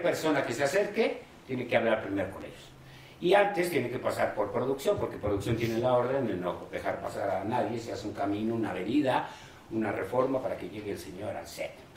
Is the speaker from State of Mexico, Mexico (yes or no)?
no; Guadalajara, Jalisco, Mexico; also born or lived in Mexico City; Del Distrito Federal en ese entonces, y mi papá me llevó a Guadalajara al mes diciendo que yo era de Guadalajara